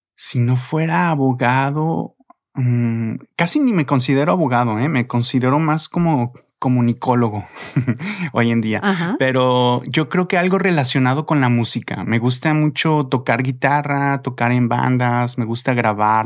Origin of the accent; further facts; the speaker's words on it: Mexico; como mexicano